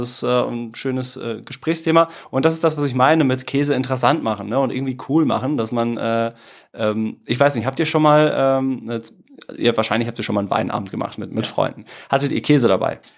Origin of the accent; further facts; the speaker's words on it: Dortmund, North Rhine-Westphalia, Germany; moved away as an adult; also born or lived in Italy; now in Cologne, Germany; ich komm aus dem Ruhrgebiet